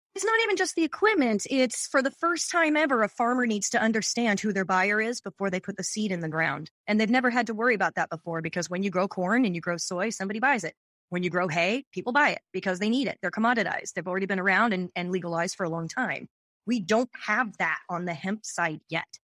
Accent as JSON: {"language": "English", "town": "Seattle", "region": "Washington", "country": "United States", "tie": "born or raised there", "also_born_or_lived": "New York / San Francisco", "moved": "yes", "lives_now": "Long Beach, United States", "said": "I was born and raised in Seattle"}